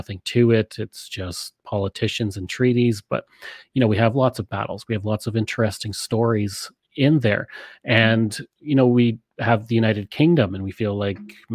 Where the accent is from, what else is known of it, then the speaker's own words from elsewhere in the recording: outside of Edmonton, Alberta, Canada; also born or lived in British Columbia / Saskatchewan; Alberta, where I grew up outside of Edmonton, but I have lived in BC, Alberta, and Saskatchewan